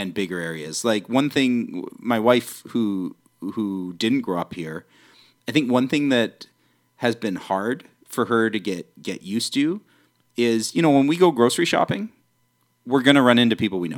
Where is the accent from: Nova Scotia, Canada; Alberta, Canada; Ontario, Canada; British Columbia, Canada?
British Columbia, Canada; New Westminster; also born or lived in Vancouver; I was born and raised in New West